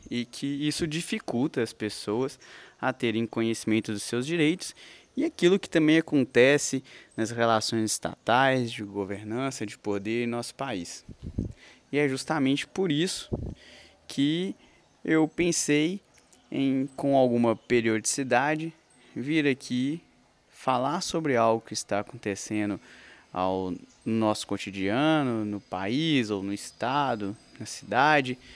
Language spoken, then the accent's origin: Portuguese; Coronel Fabriciano, Minas Gerais, Brazil; now in Belo Horizonte, Brazil; porque tecnicamente eu sou de Coronel Fabriciano, onde eu vivi 19 anos